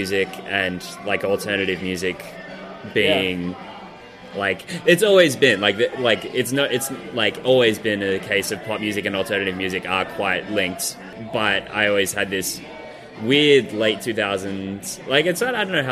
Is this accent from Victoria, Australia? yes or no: no; Kiama, New South Wales, Australia; I'm from Kiama